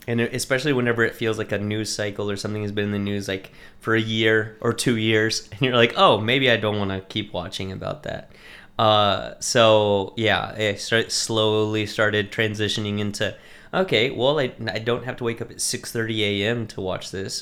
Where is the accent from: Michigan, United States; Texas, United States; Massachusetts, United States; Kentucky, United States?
Texas, United States; Lubbock; moved away as an adult; also born or lived in California; now in Conshohocken, United States; I was actually born and raised in Texas, um, in a, like, farming area